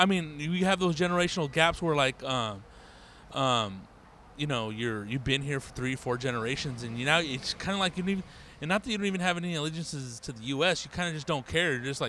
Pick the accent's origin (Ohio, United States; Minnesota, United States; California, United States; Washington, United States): California, United States; Riverside; I was born and raised in Riverside